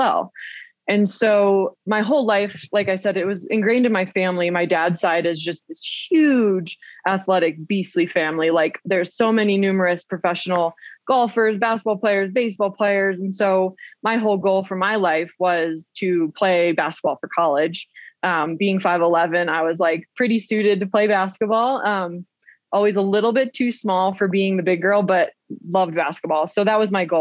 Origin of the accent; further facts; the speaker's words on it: Williamsport, Pennsylvania, United States; now in Portland, United States; I grew up in Williamsport, Pennsylvania